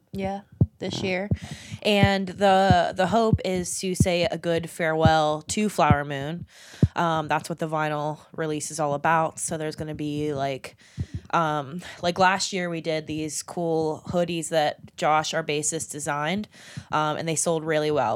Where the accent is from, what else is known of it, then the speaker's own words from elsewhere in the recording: Somerset, Pennsylvania, United States; I was originally from Somerset, PA. So an hour out, so coming to Pittsburgh was a big deal